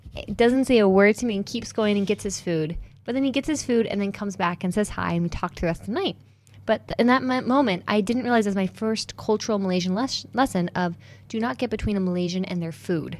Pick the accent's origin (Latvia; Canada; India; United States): United States; being raised as an American